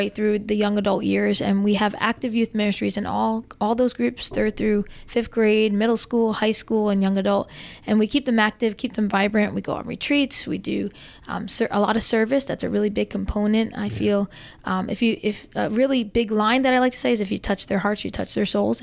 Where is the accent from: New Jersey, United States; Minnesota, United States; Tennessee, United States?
New Jersey, United States; moved away as an adult; now in South Jersey, United States; I still have my North Jersey roots. They will never leave me. And if you hear a slight accent, that's why, because I'm from North Jersey. I'm a North Jersey girl.